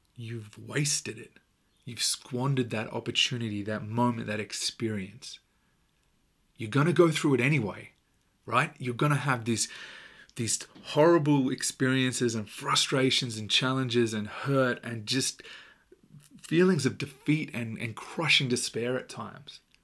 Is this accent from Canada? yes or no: no; Australia; I'm Australian